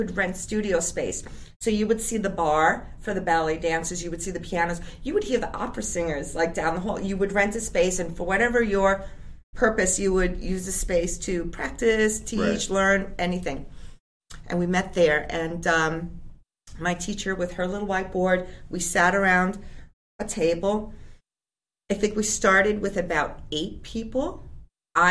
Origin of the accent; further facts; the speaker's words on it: United States; as an American English-speaking person who learned from an Icelander